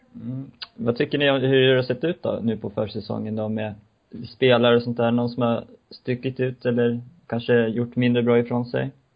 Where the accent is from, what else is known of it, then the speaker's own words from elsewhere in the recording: Uppsala, Uppsala County, Sweden; min kära hemmastad Uppsala